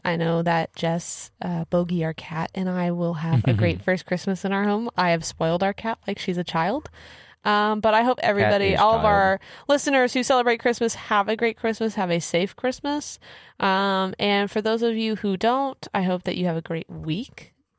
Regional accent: Kansas, United States; I'm from Kansas, so we get snow all the time.

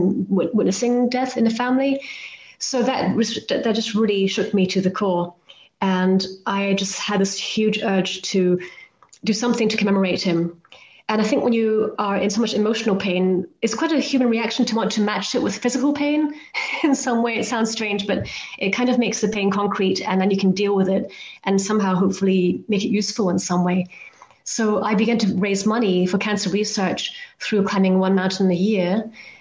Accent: Hong Kong; I grew up in Hong Kong, where I'm originally from

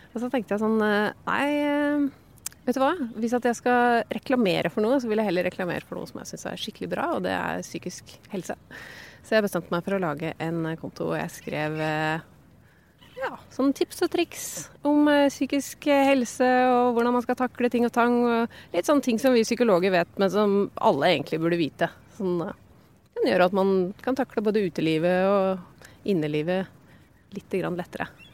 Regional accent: Hedmark, Innlandet, Norway

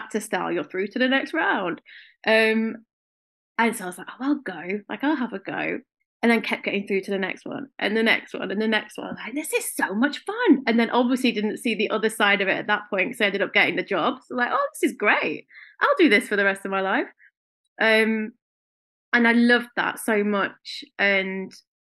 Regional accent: Blackpool, North West England, United Kingdom; also born or lived in South London; now in London, United Kingdom; Absolutely loved it growing up in Blackpool

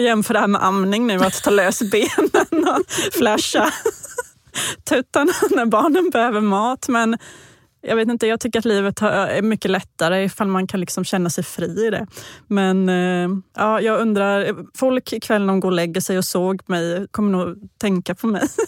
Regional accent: Vetlanda, Jönköping County, Sweden; hemma i Vetlanda.

